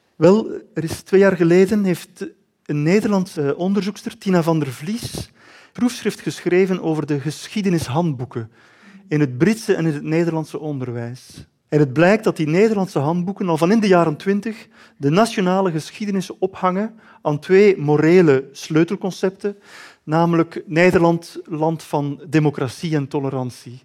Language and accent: Dutch; Belgium; ik schreef het ook nog eens als Belg